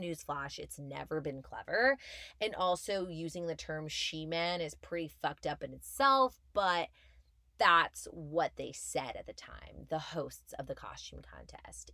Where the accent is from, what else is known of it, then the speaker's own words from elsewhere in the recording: Montreal, Quebec, Canada; moved away as an adult; now in Toronto, Canada; I'm born and raised in Montreal